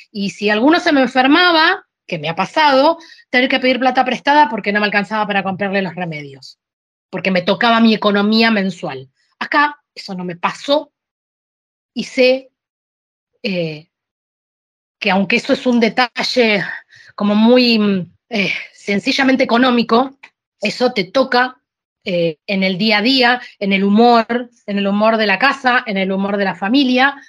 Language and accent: Spanish; Argentina; also born or lived in Sicily, Italy; now in Alicante, Spain; yo soy argentina